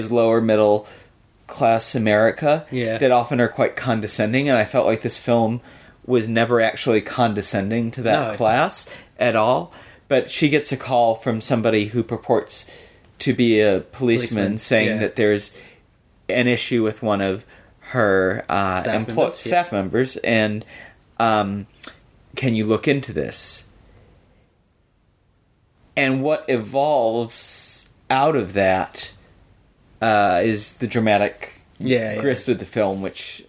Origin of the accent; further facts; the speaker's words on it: Michigan, United States; I grew up in Michigan